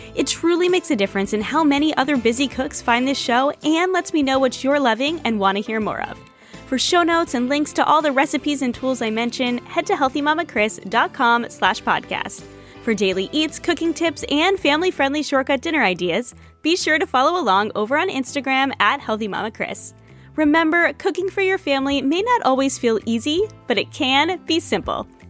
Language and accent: English; New England, United States; I'm from New England